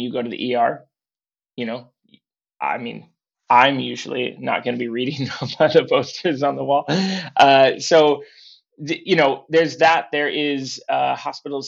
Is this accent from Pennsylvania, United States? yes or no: no; Portland, Oregon, United States; I grew up in Portland, Oregon